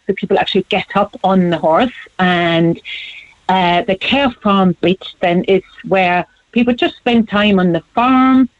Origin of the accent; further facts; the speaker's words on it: Germany; moved away as an adult; now in Cork, Ireland; Born and raised in Germany, but then I moved here in the late 90s